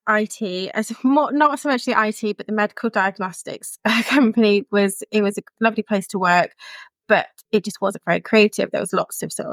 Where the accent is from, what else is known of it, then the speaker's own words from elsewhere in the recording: Chippenham, South West England, United Kingdom; moved away as an adult; also born or lived in Cardiff; now in Barry, United Kingdom; Originally, I'm from England, in Chippenham, just outside of Bath in Wiltshire, and I moved to Cardiff for university